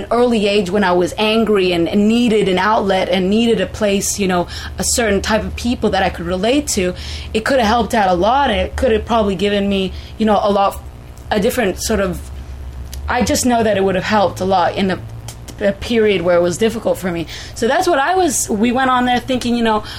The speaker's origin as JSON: {"language": "English", "region": "Crete", "country": "Greece", "said": "we were punk rock, but we're also from Crete"}